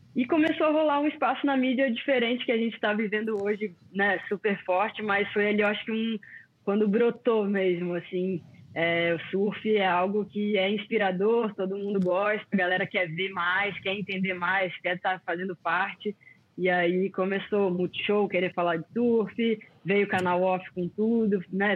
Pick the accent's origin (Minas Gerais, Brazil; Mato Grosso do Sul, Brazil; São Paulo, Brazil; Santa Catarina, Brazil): Santa Catarina, Brazil; Florianópolis; also born or lived in Rio de Janeiro; Nasci no Rio, para quem não sabe, né? E vim morar bem novinha em Floripa Fui criada aqui na ilha